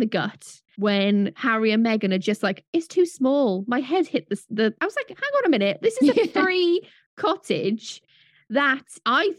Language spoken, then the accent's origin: English; United Kingdom; we are white British women